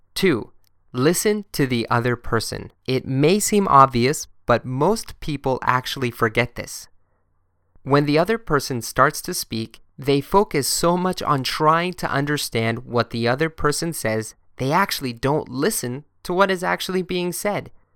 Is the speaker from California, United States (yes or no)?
no; Boston, Massachusetts, United States; moved away; also born or lived in Germany; I'm born in Germany, but I'm from Boston